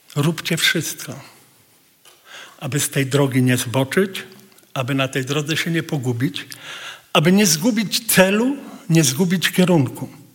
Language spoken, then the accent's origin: Polish; Poland; jesteśmy z Polski